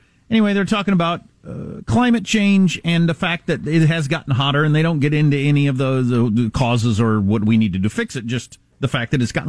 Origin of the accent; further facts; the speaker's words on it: South Dakota, United States; born there; The day I was born in South Dakota, not wind chill, straight out temperature, it was 32 degrees below zero and here in South Dakota the day I was born.